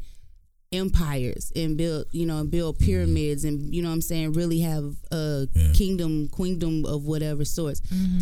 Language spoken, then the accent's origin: English; Texarkana, United States; moved away; also born or lived in East Bay, California; I moved here from Cali, remember? I started Pine Street and y'all had just integrated